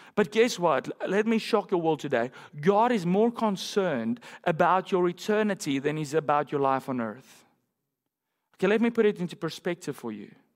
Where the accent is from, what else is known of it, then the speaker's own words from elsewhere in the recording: South Africa; moved away; my home country in South Africa